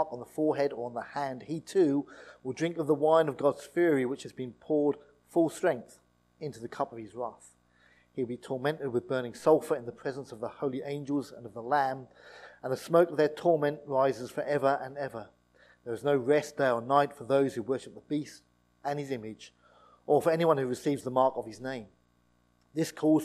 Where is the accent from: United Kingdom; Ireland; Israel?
United Kingdom; East Anglia, East of England; I grew up in East Anglia